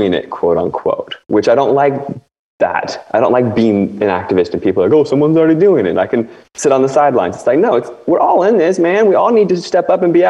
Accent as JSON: {"language": "English", "area": "D.C. area", "region": "Northern Virginia / Washington", "country": "United States", "tie": "born or raised there", "said": "I grew up in D.C. basically, like right on the river, Virginia side of the river. But I grew up basically in Washington, D.C."}